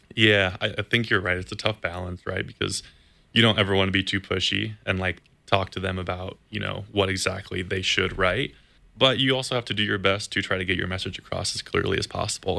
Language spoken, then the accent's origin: English; Campbell, California, United States; I grew up in Campbell, California, which is just, you know, 10 or 15 minutes away from the stadium here in Santa Clara